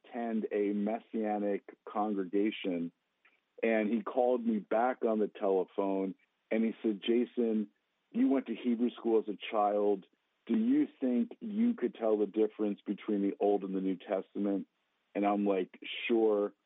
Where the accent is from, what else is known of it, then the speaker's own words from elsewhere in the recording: New Jersey, United States; I grew up in the Holy Land, New Jersey, where there are more Jews than in Jerusalem.